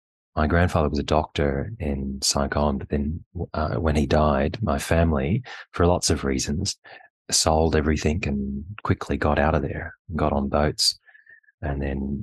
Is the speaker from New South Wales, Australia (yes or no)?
yes; Penrith, New South Wales, Australia; I grew up in Penrith, in Cranebrook, actually. At the time, it was much more rural. And I suppose when I grew up, it was largely Australian-born, a lot of Anglo-Saxon people